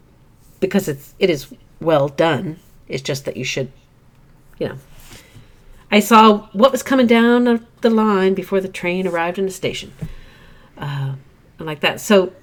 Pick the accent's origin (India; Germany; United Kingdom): United Kingdom; And I grew up overseas in Britain and its ex-colonies. And so I watched a lot of British television as a youngster